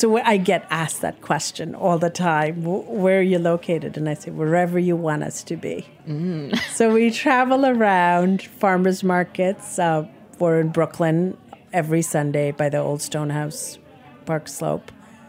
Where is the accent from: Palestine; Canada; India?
India; You know, I'm Indian. But that, it changes day to day, but that feeling stays, you know, that I am Indian.